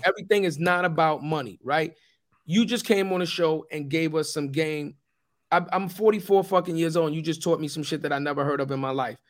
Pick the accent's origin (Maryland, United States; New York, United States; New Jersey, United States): New York, United States; New York City; when I grew up, I'm from Forrest Projects.